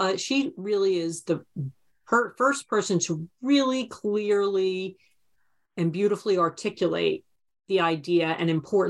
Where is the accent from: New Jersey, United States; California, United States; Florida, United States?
New Jersey, United States; I grew up in New Jersey and listening to the New York news stations.